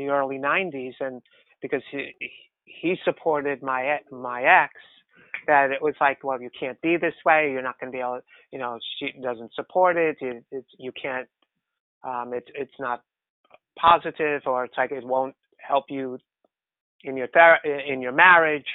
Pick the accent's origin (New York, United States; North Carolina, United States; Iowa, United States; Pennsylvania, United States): New York, United States; New York City; also born or lived in Bronx, New York City; I grew up in New York City in Queens. I was born in the Bronx and then moved to Queens